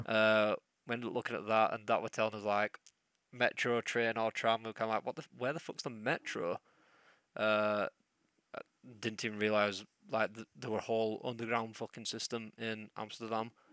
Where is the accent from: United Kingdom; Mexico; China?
United Kingdom; England; I'm English